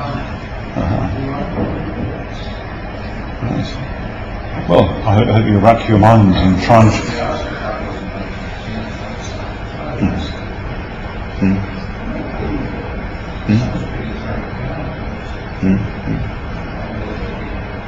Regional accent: United Kingdom; I'm British

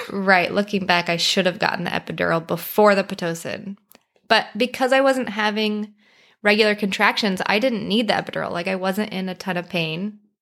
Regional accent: Colorado, United States; moved away as an adult; now in Arizona, United States; We're originally from Colorado, but we live in Arizona now

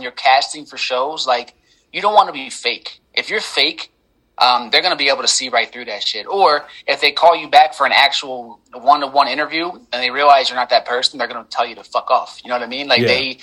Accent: Philadelphia, Pennsylvania, United States; I'm from Philadelphia, Pennsylvania

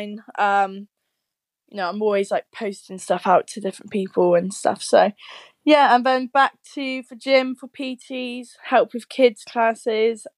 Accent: United Kingdom; moved away as an adult; now in Leeds, United Kingdom; It's right at the very bottom of the UK

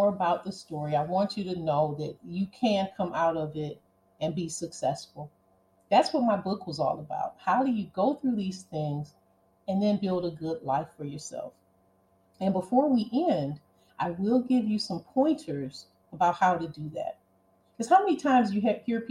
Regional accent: Cleveland, Ohio, United States; growing up in Cleveland and being poor

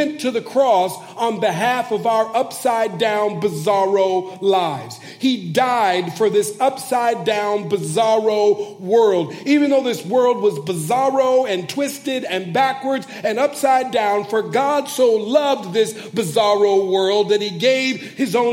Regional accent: Minneapolis, Minnesota, United States; moved away as an adult; now in Bay Area, California, United States; I've lived here in California in the Bay Area for 7 years, but I'm originally from Minneapolis, Minnesota. That's where I was born and raised

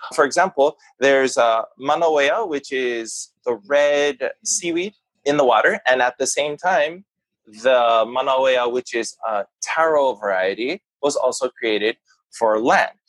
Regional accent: Kona, Hawaii, United States; also born or lived in Shinjuku; growing up at home in Kona as kids

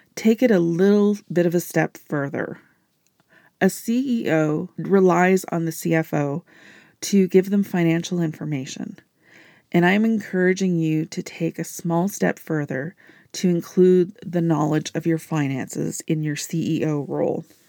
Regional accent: Canada; I am a Canadian business entrepreneur

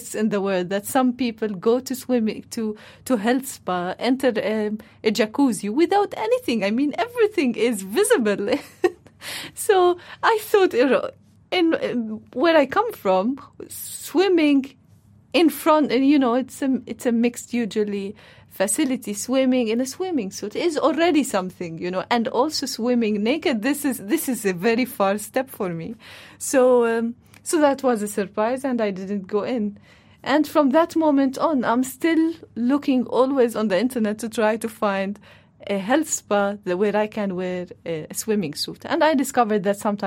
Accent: Palestine; moved away as an adult; now in Netherlands; I'm Palestinian, so before coming to the Netherlands, I was all the time living in Palestine, and actually the Netherlands is the first station in my life outside my home country, Palestine

